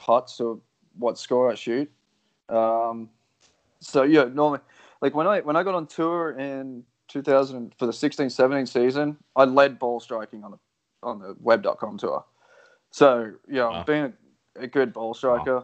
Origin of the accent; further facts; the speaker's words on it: Australia; I'm the Australian version